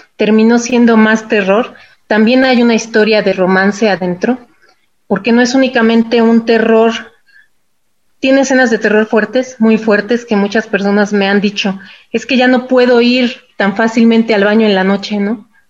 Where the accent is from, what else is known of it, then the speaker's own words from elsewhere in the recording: Mexico City, Mexico; Yo ya nací en la Ciudad de México